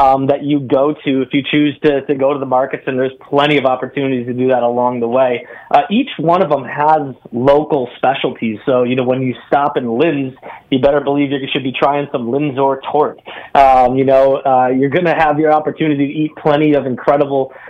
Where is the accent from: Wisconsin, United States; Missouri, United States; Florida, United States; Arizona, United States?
Wisconsin, United States; I grew up in Wisconsin